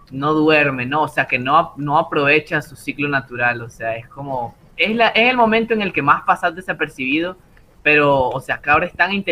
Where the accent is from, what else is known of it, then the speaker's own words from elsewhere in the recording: Nicaragua; Yo no leo, soy nicaragüense, por Dios, déjame terminar mi historia.